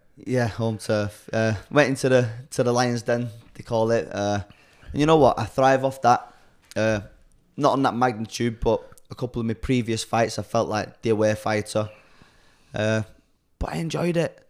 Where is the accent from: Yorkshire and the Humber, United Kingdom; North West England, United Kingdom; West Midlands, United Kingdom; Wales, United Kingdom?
North West England, United Kingdom; Chorley; Born and raised in Charlie, born in Charlie Hospital